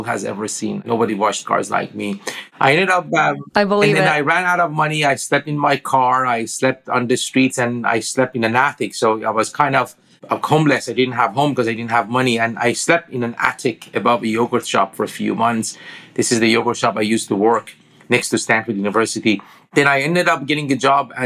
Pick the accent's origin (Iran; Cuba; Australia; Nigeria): Iran; English is a second language; moved away as an adult; now in United States; I grew up in Iran.